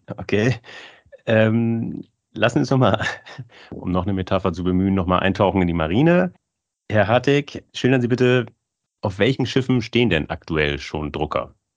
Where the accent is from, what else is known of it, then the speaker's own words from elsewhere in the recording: Germany; Ich, ich bin aus Friese